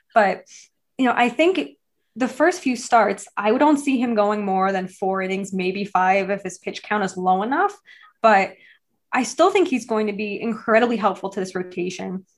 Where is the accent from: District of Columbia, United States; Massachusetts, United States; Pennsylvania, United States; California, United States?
Massachusetts, United States; I grew up in Massachusetts